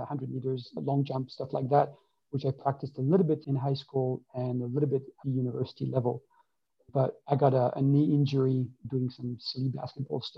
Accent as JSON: {"language": "English", "country": "France", "tie": "born or raised there", "also_born_or_lived": "Columbia, Maryland, United States / New York, United States", "said": "I was born in the US, in Columbia, Maryland, but I was raised in France"}